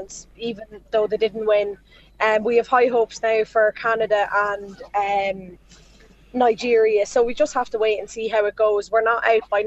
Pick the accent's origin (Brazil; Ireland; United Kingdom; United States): Ireland; we're Irish